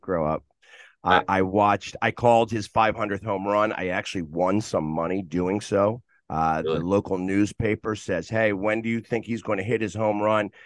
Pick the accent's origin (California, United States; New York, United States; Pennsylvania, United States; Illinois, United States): Pennsylvania, United States; Philadelphia; I was born in Philadelphia